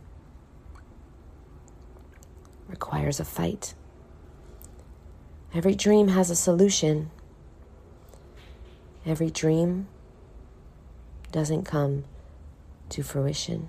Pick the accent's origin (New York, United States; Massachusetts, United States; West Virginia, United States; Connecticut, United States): New York, United States; New York City; now in Miami, United States; I was born in poverty in Brooklyn, New York